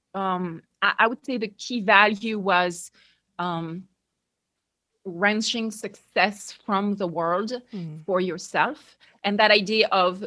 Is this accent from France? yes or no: yes; France; English is a second language; moved away as an adult; now in United States; as you can hear, you know, obviously I'm French. I grew up in France. So even though right now I live in the US, I grew up in France in a very typical middle-class